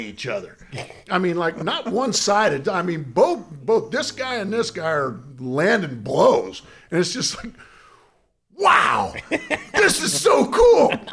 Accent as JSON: {"language": "English", "region": "Southern California", "country": "United States", "tie": "born or raised there", "said": "I grew up in Southern California"}